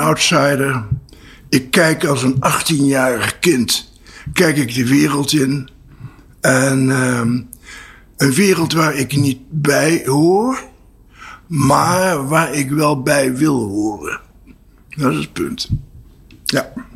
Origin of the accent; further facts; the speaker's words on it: Apeldoorn, Gelderland, Netherlands; also born or lived in Voorburg, South Holland; in 1948 zijn we verhuisd naar Apeldoorn